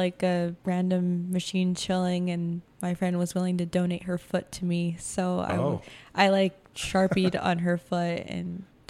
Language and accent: English; Logan, Utah, United States; born or raised there; now in Ogden, United States